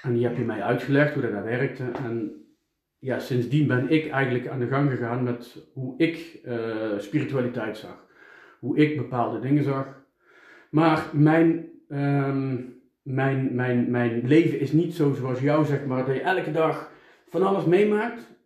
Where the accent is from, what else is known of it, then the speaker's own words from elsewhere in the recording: Eindhoven, North Brabant, Netherlands; ik kom uit Eindhoven